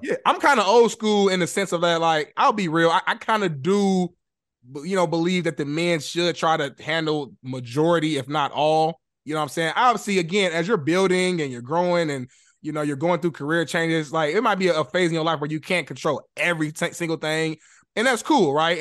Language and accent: English; Indianapolis, Indiana, United States; moved away as an adult; now in Los Angeles, United States; growing up in Indy